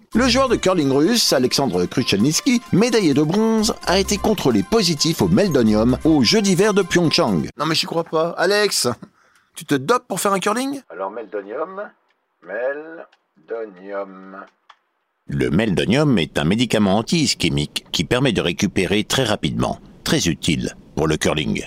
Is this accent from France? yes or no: yes; France